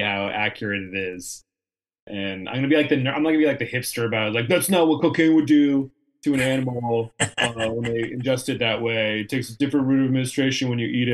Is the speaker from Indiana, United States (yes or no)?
no; San Diego, California, United States; moved away; I'm from San Diego. I moved back home after college to San Diego for a couple years